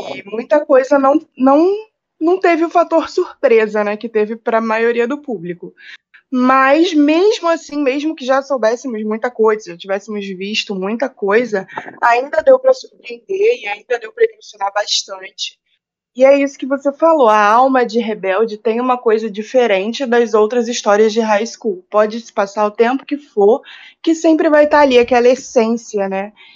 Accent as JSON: {"language": "Portuguese", "region": "Rio de Janeiro", "country": "Brazil", "said": "eu sou do Rio de Janeiro"}